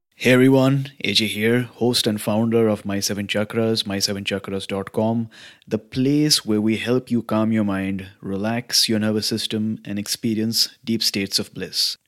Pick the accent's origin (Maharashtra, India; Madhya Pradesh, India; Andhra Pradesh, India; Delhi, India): Maharashtra, India; Mumbai; now in Vancouver, Canada; I'm originally from Mumbai, in India, which is a large city in the western state of Maharashtra.